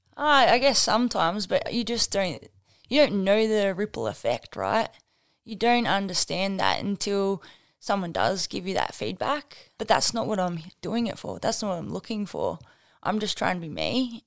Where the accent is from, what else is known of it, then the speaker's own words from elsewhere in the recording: Batlow, New South Wales, Australia; Grew up in Battler, very small country town, uh, famous for apples.